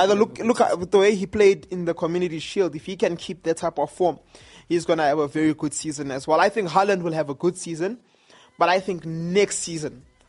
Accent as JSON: {"language": "English", "country": "South Africa", "said": "as a South African"}